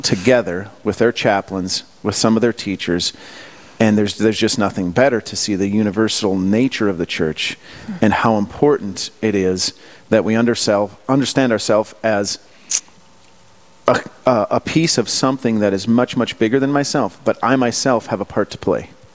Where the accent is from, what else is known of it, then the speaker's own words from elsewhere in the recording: Bismarck, North Dakota, United States; I grew up right outside the Bismarck area